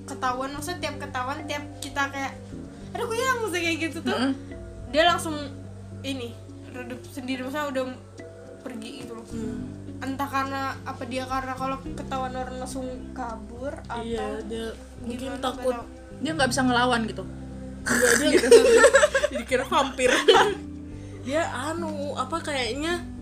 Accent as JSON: {"language": "Indonesian", "region": "Kalimantan", "country": "Indonesia", "said": "kayak setiap kali aku bilang aku orang Kalimantan itu pasti orang itu ada yang bilang uh, bisa nyantet, mbak"}